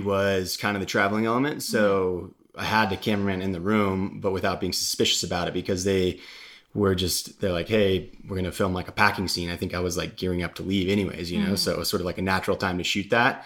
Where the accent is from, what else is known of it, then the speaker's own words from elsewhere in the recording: Park City, Utah, United States; I grew up ski racing in Park City, so that was like where the GS was my home hill